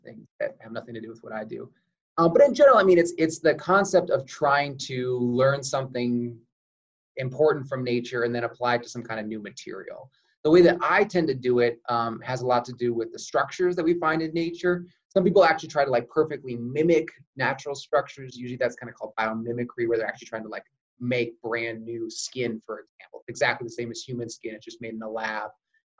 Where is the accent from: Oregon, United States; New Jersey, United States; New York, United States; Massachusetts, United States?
Oregon, United States; moved away as an adult; also born or lived in San Diego, California; now in Utah, United States; I actually originally grew up in Oregon